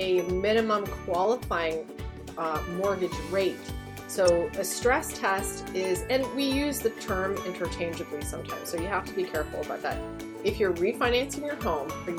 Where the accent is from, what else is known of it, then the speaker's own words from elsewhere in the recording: Canada; also born or lived in Greater Toronto Area, Ontario; we're Canadian